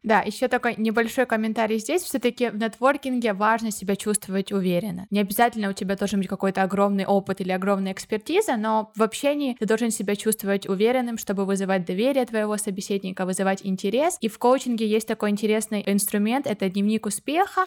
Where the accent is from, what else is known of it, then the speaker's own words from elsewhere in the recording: Ukraine; moved away as an adult; now in Barcelona, Spain; я из Украины недавно переехала в Барселону